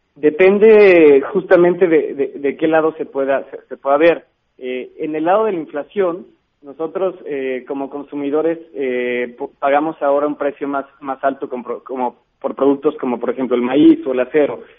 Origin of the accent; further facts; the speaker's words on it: Mexico; para nosotros como, como mexicanos